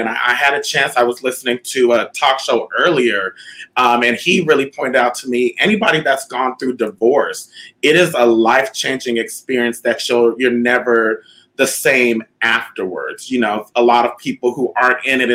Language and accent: English; Southern California, United States; moved away as an adult; also born or lived in Winnipeg, Manitoba, Canada; now in Las Vegas, United States; I grew up in the suburbs of Southern California